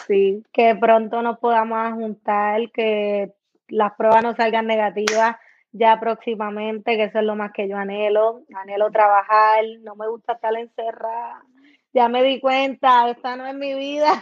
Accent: Puerto Rico; now in United States; uno vive en Estados Unidos y después ves las cosas de tu país

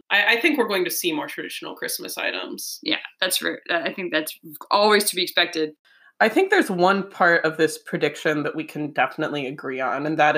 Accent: Minnesota, United States; up in Minnesota, so you know, hockey love.

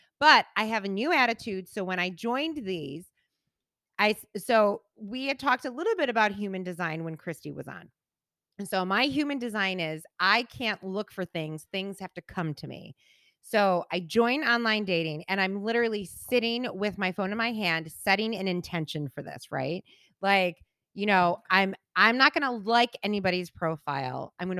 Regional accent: Buffalo, New York, United States; now in Northport, United States; They live in the same house I grew up in Buffalo. I live in Northport.

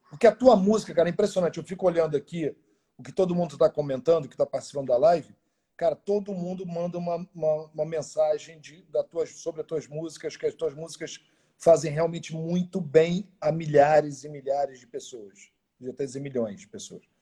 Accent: Brazil; Eu mandei um comentário pro cara, falei, e aí, Mark, tudo bem? Sou do Brasil?

